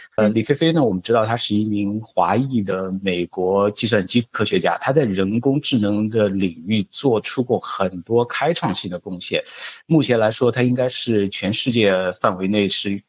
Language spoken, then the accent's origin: Chinese; China; 我们中国人改革开放时代经常听到的一句话